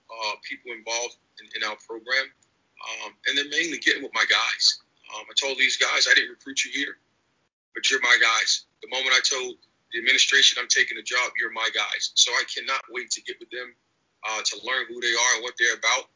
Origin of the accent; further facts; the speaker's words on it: New Jersey, United States; now in Chicago, United States; I was a guy that was from outside the city. I was from New Jersey